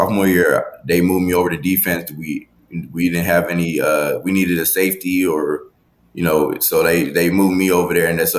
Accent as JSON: {"language": "English", "region": "Texas", "country": "United States"}